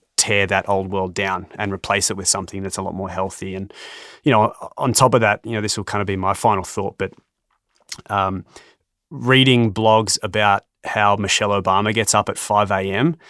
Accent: Australia; I'm an Australian

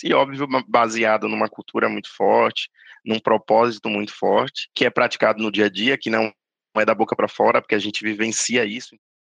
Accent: Bahia, Brazil; moved away; natural da Bahia

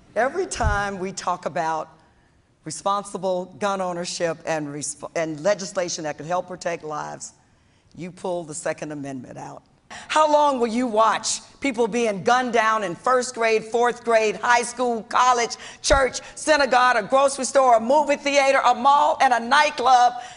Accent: Florida, United States; I grew up in Florida

